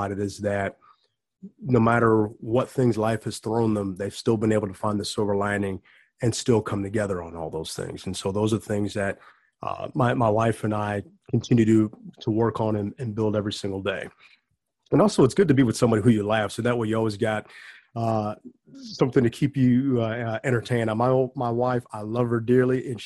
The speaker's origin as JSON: {"language": "English", "town": "Bellwood", "region": "Illinois", "country": "United States", "tie": "born or raised there", "also_born_or_lived": "Schaumburg"}